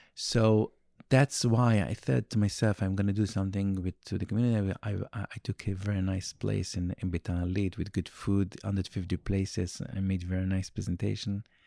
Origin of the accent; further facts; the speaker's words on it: Jerusalem, Jerusalem District, Israel; first language Yiddish; English is a second language; I grew up in Meir Sharim